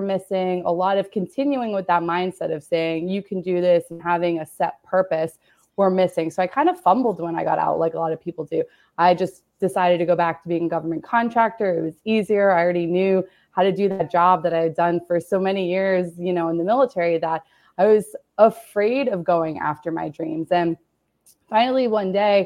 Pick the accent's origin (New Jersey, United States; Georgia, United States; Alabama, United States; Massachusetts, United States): Massachusetts, United States; Boston; moved away as an adult; I'm originally from Boston, Massachusetts, which is where I returned to when I left the military